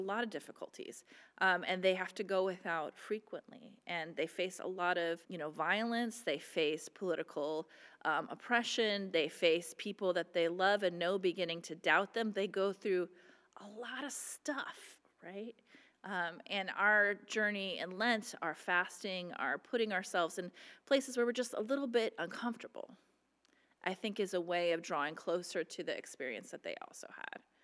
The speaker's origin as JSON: {"language": "English", "region": "Midwest", "country": "United States", "tie": "born or raised there", "moved": "yes", "said": "when I was growing up in the Midwest"}